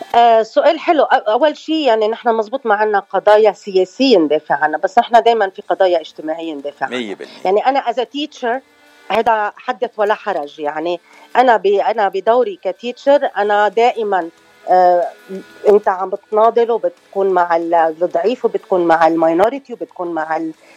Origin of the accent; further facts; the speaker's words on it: Choueifat, Mount Lebanon, Lebanon; moved away as an adult; also born or lived in Los Angeles, California / Venezuela; now in Arizona, United States; أنا من آه، لبنان من شويفات تحديدا